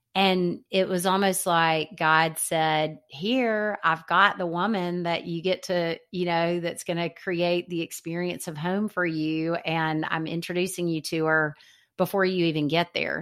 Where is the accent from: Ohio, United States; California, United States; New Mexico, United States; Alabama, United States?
Alabama, United States; Birmingham; moved away as an adult; also born or lived in Seattle; he was my dear friend growing up in Birmingham